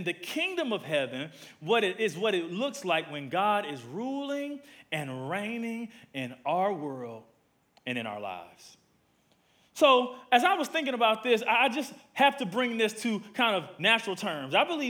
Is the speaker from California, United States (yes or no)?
no; Milwaukee, Wisconsin, United States; now in Atlanta, United States; I've been here for about 31 years. I'm originally from Milwaukee, Wisconsin, from the Midwest.